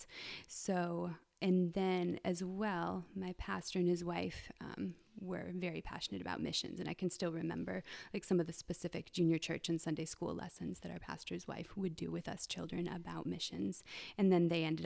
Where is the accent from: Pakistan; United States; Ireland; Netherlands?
United States; moved away as an adult; now in Brazil; I grew up here in Lewis County